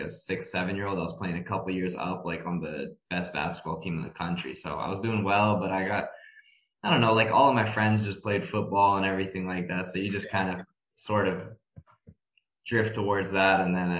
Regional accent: Moscow, Russia; also born or lived in Toronto, Canada / Philadelphia, United States; So I was born in Canada. I was born in Toronto, but I really only lived there for about 10 months of my life. The rest of my time throughout basically my entire youth period was split between Moscow and Philadelphia.

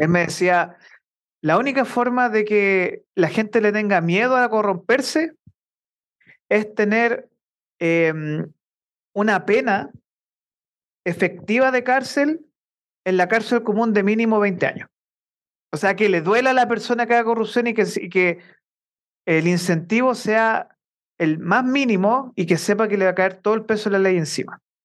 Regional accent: Chile; nosotros como chilenos

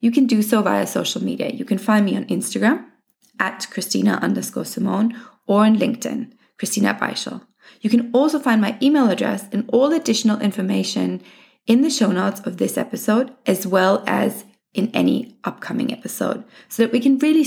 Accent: Germany; moved away as an adult; also born or lived in England / Australia; I was born in Germany, but spent most of my adult life living in England and Australia. I returned to Munich in 2019.

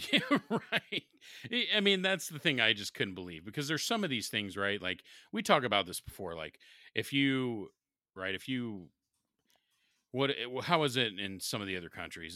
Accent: Columbus, Ohio, United States; growing up in Southern Columbus for high school

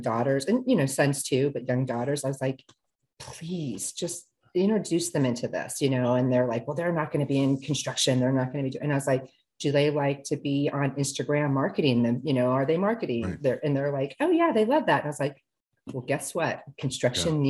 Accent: Singapore; moved away; I was born in Singapore

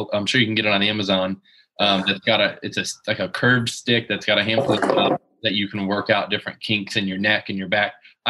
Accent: Southeast Florida, United States; I'm from the Southeast Florida.

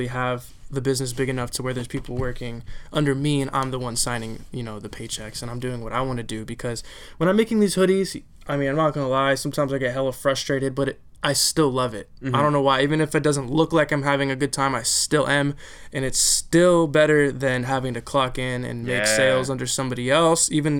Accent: California, United States; I'm from Cali

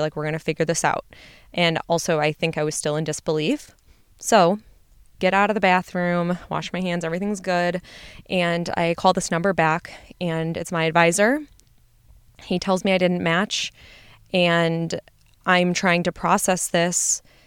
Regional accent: Midwest, United States; I'm from the Midwest, and so I wanted to stay home

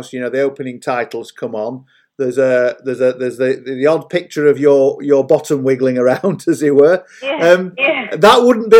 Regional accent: United Kingdom; That's part of being British, isn't it?

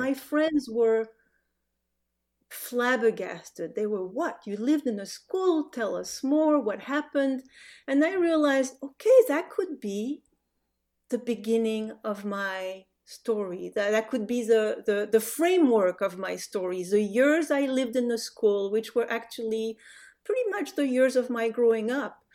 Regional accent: France; English is a second language; moved away as an adult; also born or lived in Casablanca, Morocco; now in United States; My family, um, moved back to France when I was five. So the, the, the, my growing up is really a French growing up.

